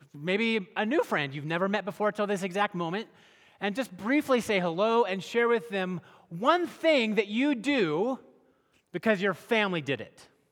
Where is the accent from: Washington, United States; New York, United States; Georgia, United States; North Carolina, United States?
Washington, United States; hometown where Costco started; Costco started in my hometown